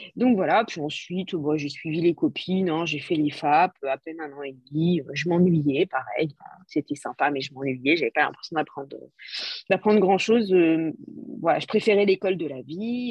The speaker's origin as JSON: {"language": "French", "country": "France", "said": "je suis française"}